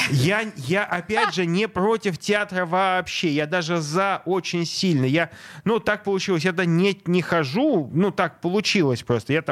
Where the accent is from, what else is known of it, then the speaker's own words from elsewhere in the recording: Saint Petersburg, Russia; Я из Санкт-Петербурга